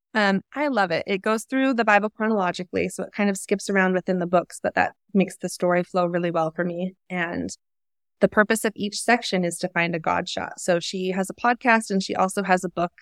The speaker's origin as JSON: {"language": "English", "region": "Utah", "country": "United States", "tie": "born or raised there", "said": "I was raised in Utah, definitely in a Mormon bubble"}